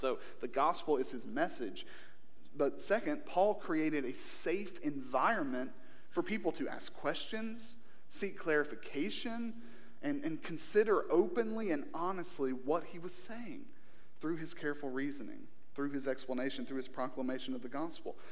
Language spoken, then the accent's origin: English; Kentucky, United States; born or raised there; moved away